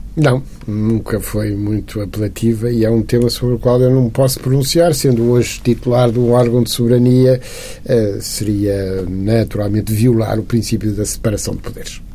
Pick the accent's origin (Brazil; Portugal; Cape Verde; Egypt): Portugal; Lisbon; eu nasci em casa do meu avô, eh, essa casa antiga foi entretanto demolida, era ali em Campo de Orique, na rua Infantaria 16, onde eu nasci